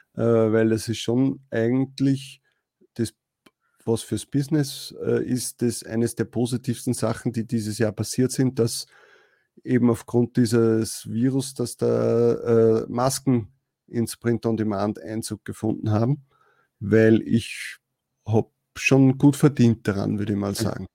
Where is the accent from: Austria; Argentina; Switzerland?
Austria; bei uns in Österreich